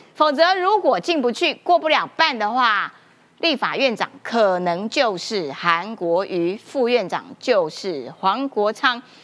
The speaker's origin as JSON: {"language": "Chinese", "region": "Kaohsiung", "country": "Taiwan", "said": "我们高雄人就是这样子哈"}